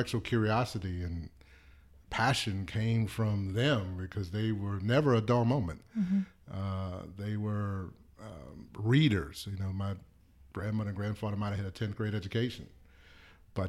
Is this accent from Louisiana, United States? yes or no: yes; New Orleans, Louisiana, United States; I grew up in New Orleans